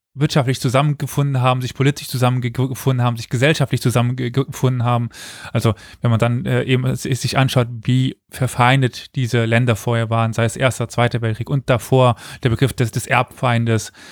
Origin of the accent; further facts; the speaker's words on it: Germany; ich komme aus Deutschland, aus einer Region, wo das nicht das Problem war